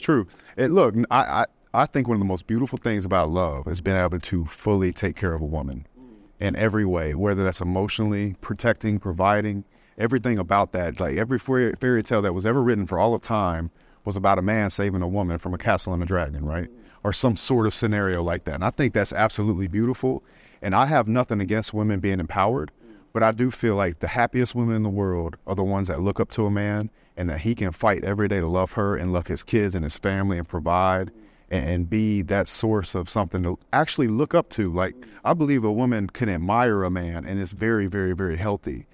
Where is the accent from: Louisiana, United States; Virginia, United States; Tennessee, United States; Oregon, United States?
Louisiana, United States; South; I grew up in the South, South Louisiana, it was a Bible Belt